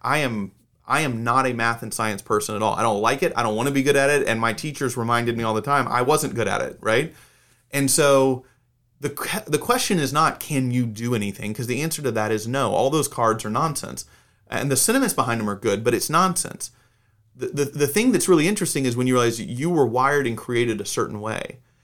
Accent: Atlanta, Georgia, United States; now in Texas, United States; I grew up in Atlanta.

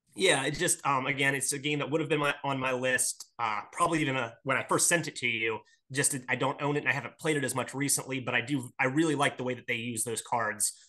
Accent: Akron, Ohio, United States; I am from Akron, Ohio

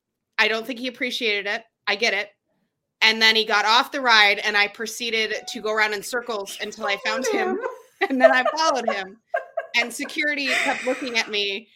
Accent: Chicago, Illinois, United States; I am from Chicago. I grew up in the 90s with the Bulls.

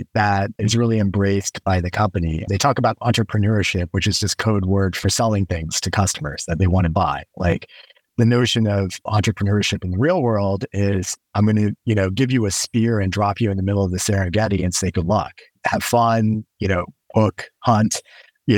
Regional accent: right outside of Houston, Texas, United States; I grew up right outside of Houston, Texas

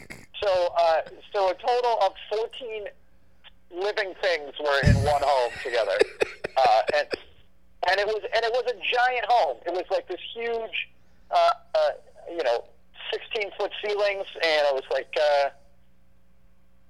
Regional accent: Minnesota, United States; also born or lived in New York; I'm a Minnesotan through and through

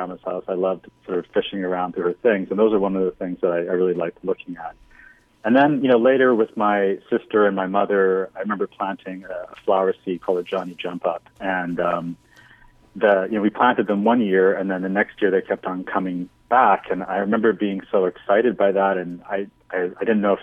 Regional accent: Winnipeg, Manitoba, Canada; now in New York, United States; I grew up in Winnipeg, which is, you know, a decent-sized city in Canada

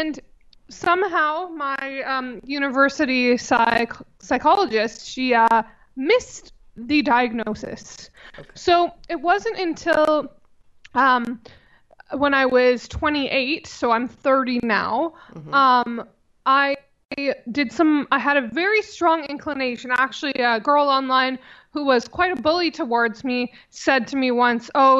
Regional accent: Vancouver, British Columbia, Canada; born in Vancouver, and I'm still in the same area.

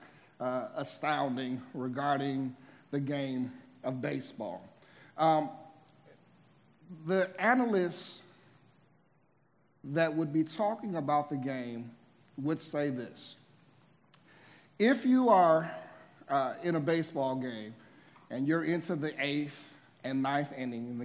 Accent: Midwest, United States; moved away; I'm originally from the Midwest

